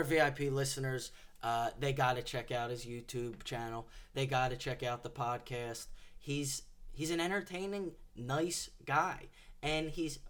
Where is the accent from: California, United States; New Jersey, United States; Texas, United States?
California, United States; Oakland; I don't like the Raiders because I'm from Oakland, clearly.